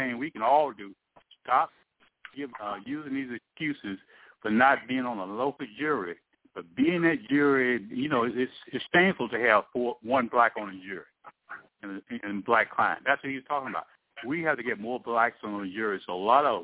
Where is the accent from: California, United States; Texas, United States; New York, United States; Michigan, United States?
Texas, United States; East; born and raised in East Texas